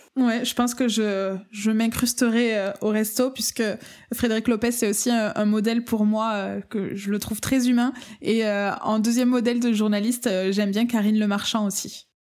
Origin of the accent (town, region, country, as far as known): France; accent: accent chantant (sing-song accent)